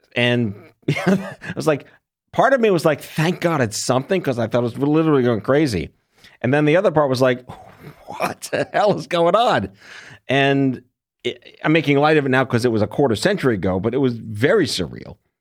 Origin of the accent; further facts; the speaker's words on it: New York, United States; I was born and raised in New York.